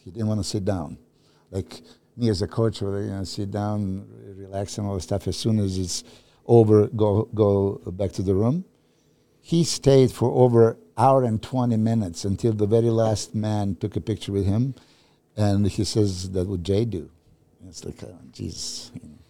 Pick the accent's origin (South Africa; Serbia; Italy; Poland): Serbia; moved away; I'm from Serbia